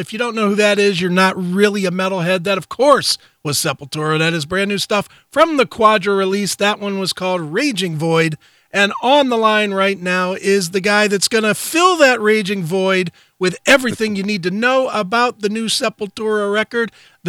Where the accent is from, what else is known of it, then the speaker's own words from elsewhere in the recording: Cleveland, Ohio, United States; I'm from Cleveland.